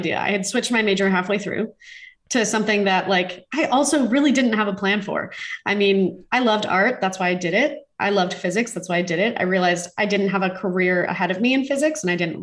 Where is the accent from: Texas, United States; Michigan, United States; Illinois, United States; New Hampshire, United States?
Illinois, United States; Homer Glen; I grew up dancing in Homer Glen as a young child, spent 15 years in a studio from the ages of 3 to 18